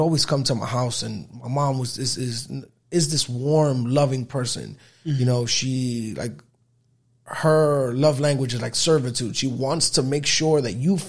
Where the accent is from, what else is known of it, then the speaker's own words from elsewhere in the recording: New York City, New York, United States; I was born and raised on 168th Street between Audubon and Amsterdam